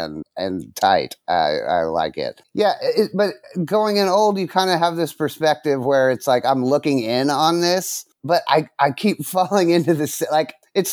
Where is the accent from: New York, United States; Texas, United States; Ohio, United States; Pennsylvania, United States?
Texas, United States; Dallas; now in Los Angeles, United States; No. Originally, I'm from Dallas.